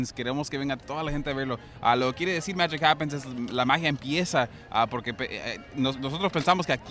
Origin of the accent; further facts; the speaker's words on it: Los Angeles, California, United States; Yo nací aquí en, Los Ángeles.